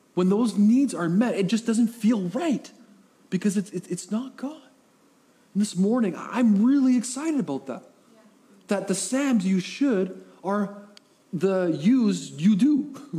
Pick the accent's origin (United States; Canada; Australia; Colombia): Canada; Coquitlam, British Columbia; now in Powell River, Canada; I was raised in the Tri City area, Coquitlam area.